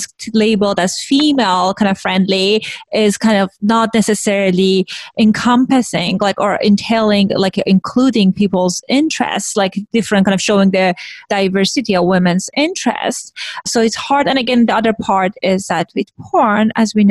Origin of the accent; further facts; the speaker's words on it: Iran; moved away; I grew up in Iran, which was like post-revolution.